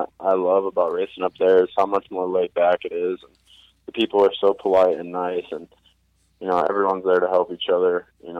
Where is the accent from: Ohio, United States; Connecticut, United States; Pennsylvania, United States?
Ohio, United States; moved away; also born or lived in Georgia / South Carolina; I grew up in Ohio, and then I moved to Georgia and then to South Carolina.